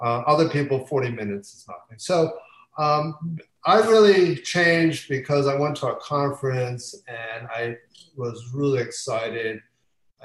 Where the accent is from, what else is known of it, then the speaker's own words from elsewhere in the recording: near Philadelphia, Pennsylvania, United States; I grew up in near Philadelphia